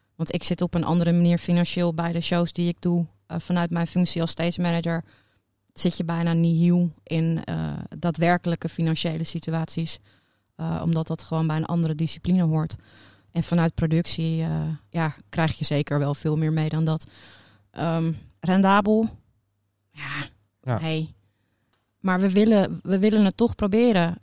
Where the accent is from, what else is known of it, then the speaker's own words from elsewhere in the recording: Netherlands; Wij gaan als Nederlanders